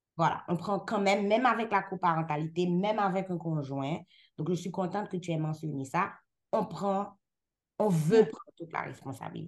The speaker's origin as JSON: {"language": "French", "country": "Haiti", "moved": "yes", "lives_now": "Canada", "said": "je suis haïtienne. Je suis haïtienne dans tous les sens"}